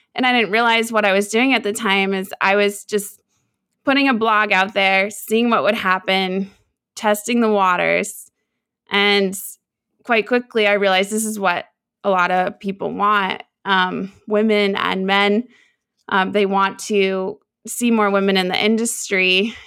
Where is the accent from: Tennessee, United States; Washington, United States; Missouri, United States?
Washington, United States; Seattle; I grew up in Seattle, Washington